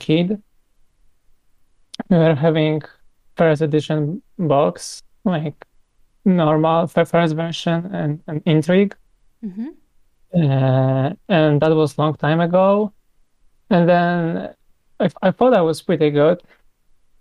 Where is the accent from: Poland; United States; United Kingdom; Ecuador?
Poland; I'm from Poland